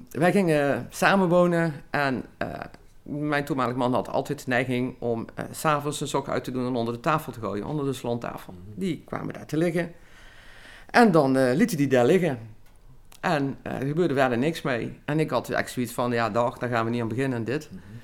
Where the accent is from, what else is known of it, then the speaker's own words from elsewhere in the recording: Limburg, Netherlands; also born or lived in Rotterdam; als Limburger